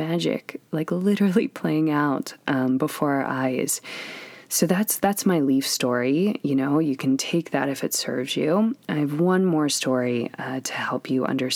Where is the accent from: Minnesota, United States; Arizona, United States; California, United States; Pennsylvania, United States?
Pennsylvania, United States; moved away; I'm from Pennsylvania